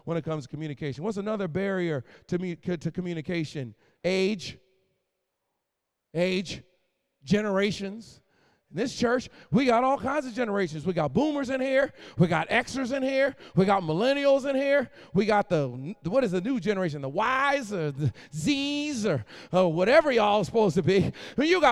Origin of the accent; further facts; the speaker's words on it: Boston, Massachusetts, United States; also born or lived in Philadelphia, Pennsylvania; now in North Carolina, United States; I was born in Philly, raised in Boston, and now I live in North Carolina